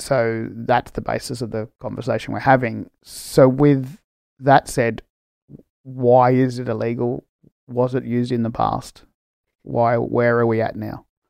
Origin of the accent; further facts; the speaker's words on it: Australia; I'm Australian born from Spanish migrants